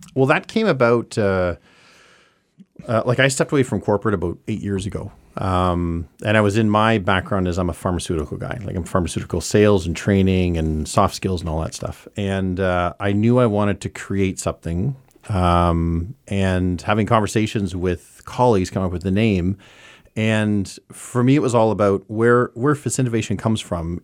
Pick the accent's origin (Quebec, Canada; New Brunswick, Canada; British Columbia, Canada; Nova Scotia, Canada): New Brunswick, Canada; Saint John; moved away as an adult; also born or lived in Ontario; now in Montreal, Canada; I grew up in Lower West Side from eighty-three, and then I moved outta here